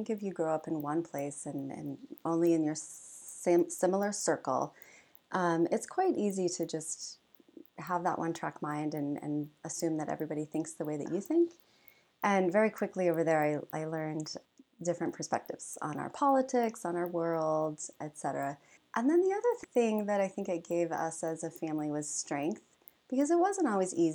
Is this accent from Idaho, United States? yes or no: yes; Boise, Idaho, United States; moved away as an adult; also born or lived in Dublin, Ireland / Quito, Ecuador / Thailand; I was born and raised in Boise. So all the first 18 years of my life, except for my eighth grade year